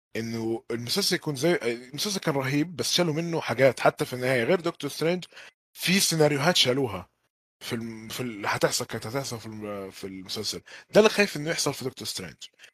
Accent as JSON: {"language": "Arabic", "country": "Egypt", "also_born_or_lived": "Jeddah", "said": "أنا شخصياً كمصري"}